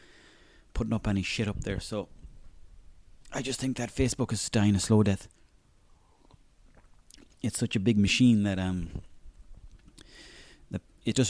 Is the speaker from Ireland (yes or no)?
yes; Mayo, Connacht, Ireland; I'm from Mayo